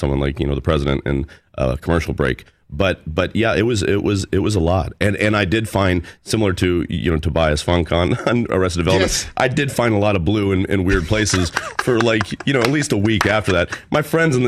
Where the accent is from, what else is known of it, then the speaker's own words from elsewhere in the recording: Overland Park, Kansas, United States; Overland Park.